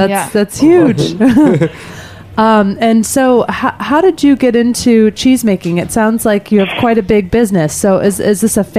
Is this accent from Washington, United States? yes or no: no; outside of Chicago, Illinois, United States; now in New York, United States; I grew up outside of Chicago